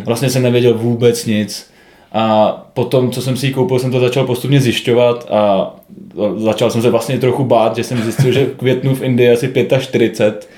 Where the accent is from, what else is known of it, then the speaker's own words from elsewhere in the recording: Czechia; jsme Češi